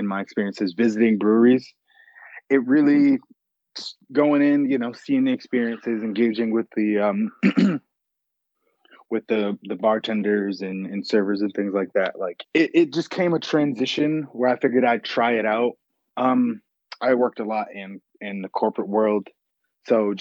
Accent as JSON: {"language": "English", "town": "Hartford", "region": "Connecticut", "country": "United States", "tie": "born or raised there", "said": "Growing up in Hartford was interesting"}